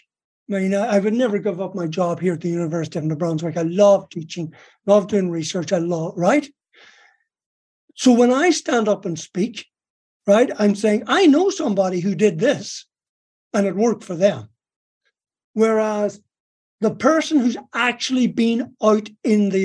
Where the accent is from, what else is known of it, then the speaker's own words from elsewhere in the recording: Ireland; moved away; I was born in Ireland.